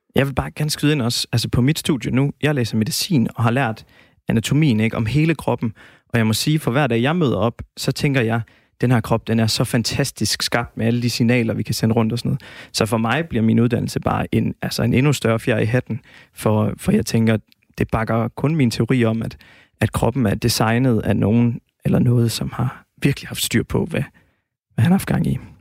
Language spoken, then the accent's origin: Danish; Denmark; vi danskere